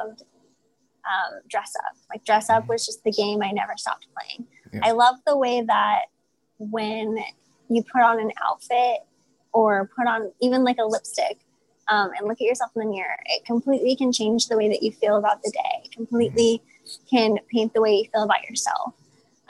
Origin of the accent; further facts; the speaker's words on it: St. Louis, Missouri, United States; I am originally from St. Louis, Missouri, and that's where I currently reside